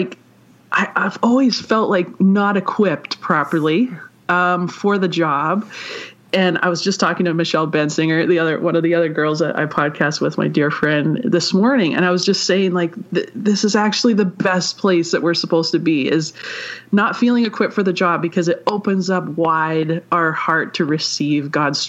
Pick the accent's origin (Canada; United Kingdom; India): Canada; Vancouver, British Columbia; I am from Vancouver, British Columbia, so I'm Canadian.